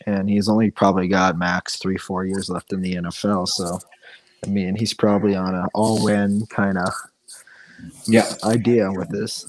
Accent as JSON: {"language": "English", "region": "Colorado", "country": "United States", "tie": "born or raised there", "also_born_or_lived": "Wisconsin", "said": "I grew up in Colorado, but then lived in Wisconsin for a little bit."}